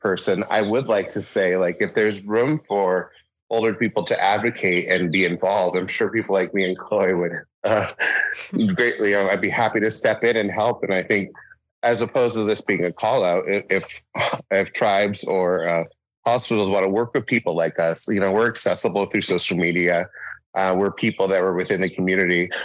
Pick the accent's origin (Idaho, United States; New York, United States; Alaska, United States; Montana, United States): Alaska, United States; Sitka; also born or lived in Juneau; growing up, growing up in Sitka and Juneau